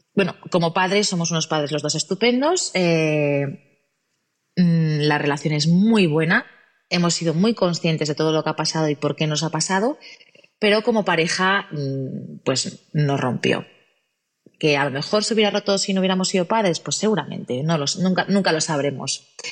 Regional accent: Gijón, Asturias, Spain; nacida en Gijón, Asturias

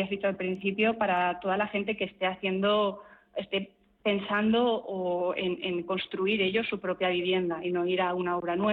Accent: Burgos, Castile and León, Spain; yo soy de Burgos

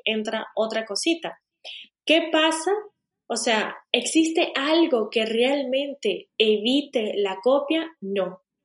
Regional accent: Venezuela; moved away as an adult; also born or lived in Spain; now in Portugal; yo realmente nací y crecí en Venezuela

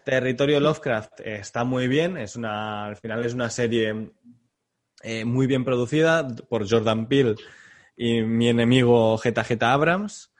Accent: Catalonia, Spain; como catalán

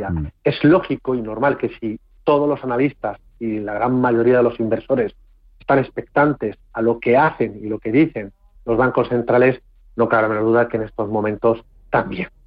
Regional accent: Castilla-La Mancha, Spain; el día de hoy de los, nuestro de los castellanos manchegos

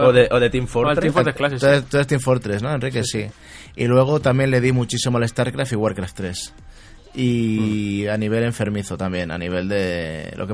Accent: Canary Islands, Spain; moved away; also born or lived in Barcelona; no sé si la gente sabe si soy de Barcelona, pero me crié en Canarias

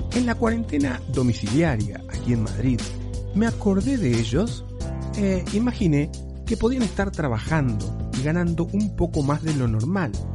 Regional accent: Uruguay; now in Spain

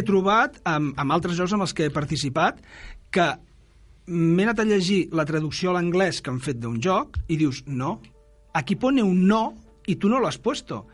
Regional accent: Granollers, Catalonia, Spain; sóc de Granollers

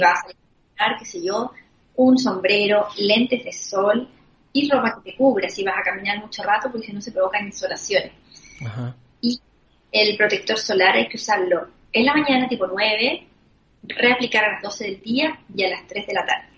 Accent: Concepción, Biobío, Chile; now in Santiago, Chile; soy de Concepción, nací allá y me vine a Santiago cuando mi papá se vino a trabajar a Santiago.

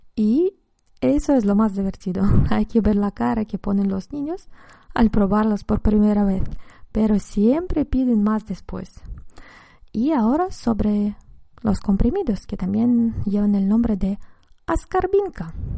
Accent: Russia; En mi infancia en la Unión Soviética

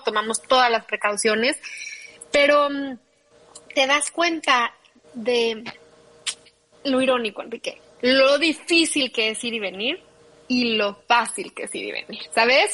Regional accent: Mexico City, Mexico; moved away; yo soy, como bien sabes, chilanguísima vengo de la Ciudad de México, de ahí viene toda mi familia

